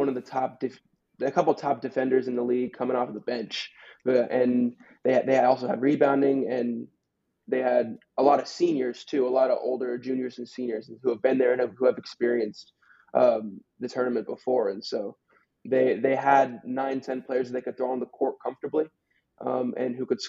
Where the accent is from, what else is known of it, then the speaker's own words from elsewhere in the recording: Atlanta, Georgia, United States; I'm from Atlanta, Georgia